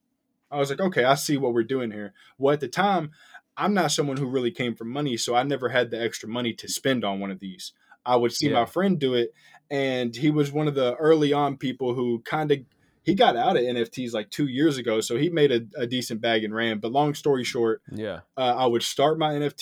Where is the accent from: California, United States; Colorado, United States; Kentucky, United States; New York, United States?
Kentucky, United States; I'm from Kentucky.